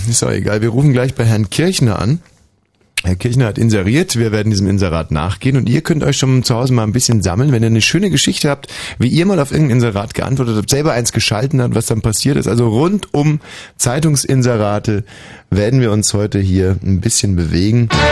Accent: Berlin, Germany; wir Berliner

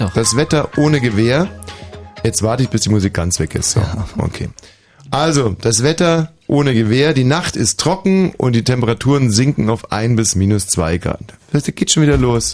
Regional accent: Berlin, Germany; wir Berliner

